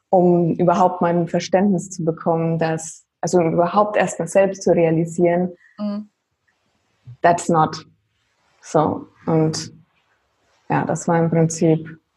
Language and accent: German; Würzburg, Bavaria, Germany; ja, auch da komme ich quasi her